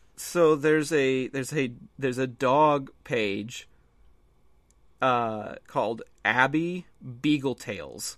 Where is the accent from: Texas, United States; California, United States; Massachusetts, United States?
Texas, United States; I'm from Texas